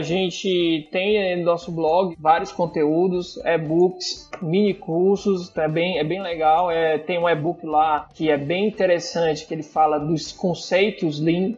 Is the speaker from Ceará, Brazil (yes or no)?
yes; Ceará, Brazil; A gente fala, não, do Ceará